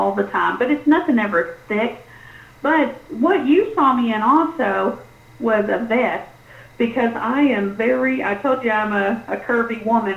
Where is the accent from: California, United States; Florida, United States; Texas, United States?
Texas, United States; South; moved away; I'm Tex, almost Mex. I was born in South Texas, and so I'm used to heat